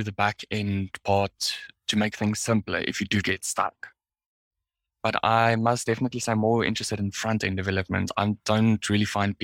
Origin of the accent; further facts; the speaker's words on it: Pretoria, Gauteng, South Africa; I was born and raised here in Pretoria